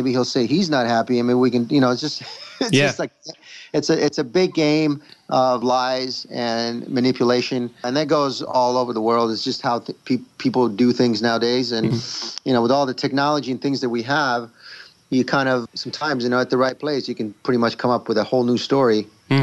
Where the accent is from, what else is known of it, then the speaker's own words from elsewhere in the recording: Rome, Lazio, Italy; moved away; I'm a guy from Italy, born and raised in Rome.